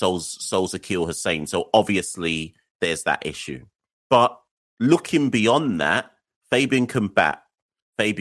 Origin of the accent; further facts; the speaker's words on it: Jamaica; as a Jamaican